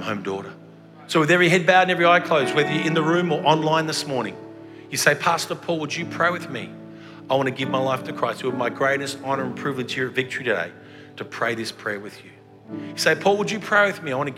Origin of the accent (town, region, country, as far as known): Australia; accent: Australian